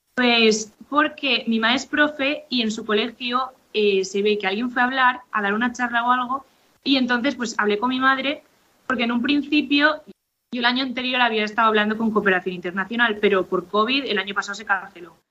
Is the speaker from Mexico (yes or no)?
no; Valencia, Valencian Community, Spain; moved away as an adult; now in Reus, Spain; soy de Valencia, pero ahora mismo estoy en Reus porque estudio en Cataluña